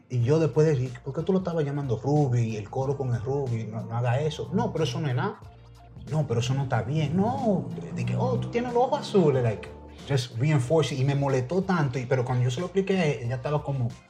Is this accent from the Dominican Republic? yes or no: yes; Dominican Republic; Pero soy bien dominicano